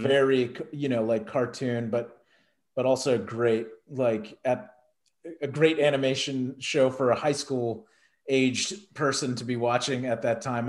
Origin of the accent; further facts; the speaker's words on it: Texas, United States; being a kid growing up in Texas